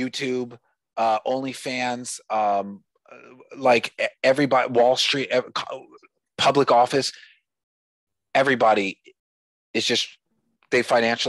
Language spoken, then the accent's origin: English; United States; I'm an American